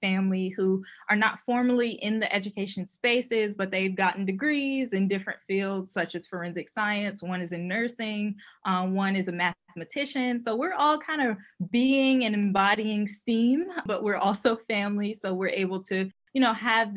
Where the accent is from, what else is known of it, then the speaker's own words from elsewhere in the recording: Richmond, Virginia, United States; I'm from Richmond, Virginia. And so as a, you know, growing up within the Richmond Public Schools